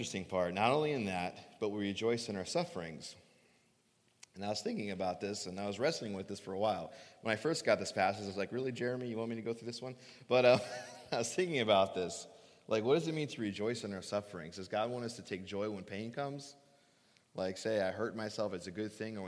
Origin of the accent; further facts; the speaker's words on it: Phoenix, Arizona, United States; moved away; I grew up in Phoenix. I grew up in the desert